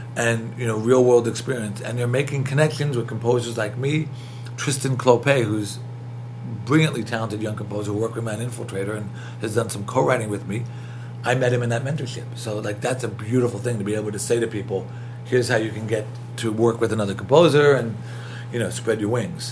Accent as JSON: {"language": "English", "town": "New York City", "region": "New York", "country": "United States", "tie": "born or raised there", "accent": "thick New York", "said": "I was born in Queens, brought up in New York"}